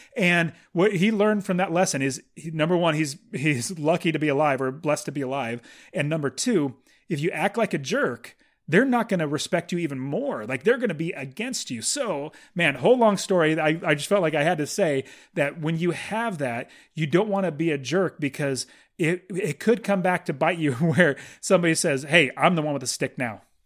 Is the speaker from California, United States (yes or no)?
yes; Fresno, California, United States; I'm from Fresno